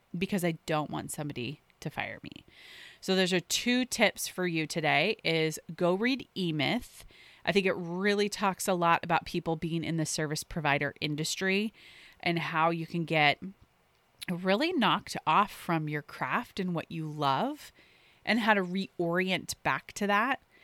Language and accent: English; the Northwest, Pacific Northwest, United States; I grew up in the Northwest, so Nordstrom was actually a natural part of where we would shop as I grew up.